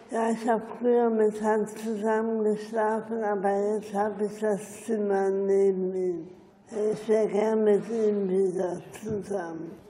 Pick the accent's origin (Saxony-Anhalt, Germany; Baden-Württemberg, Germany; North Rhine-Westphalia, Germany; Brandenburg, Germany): North Rhine-Westphalia, Germany; Düsseldorf; Düsseldorferin, also ich bin keine Bonnerin. Ich habe nur noch Cousinen.